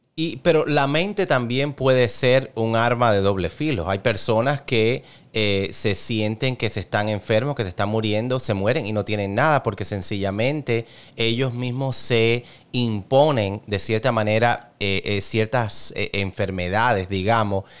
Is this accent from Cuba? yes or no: yes; Cuba; como tú soy cubano